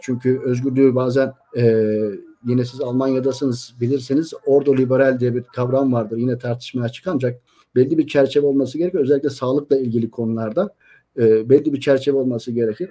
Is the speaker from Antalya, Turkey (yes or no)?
yes; Antalya, Turkey; ben Antalyalıyım